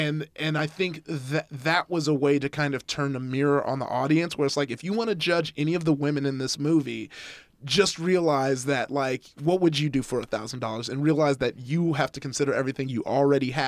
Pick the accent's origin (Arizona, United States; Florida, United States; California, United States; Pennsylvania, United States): California, United States; Compton; I grew up in Compton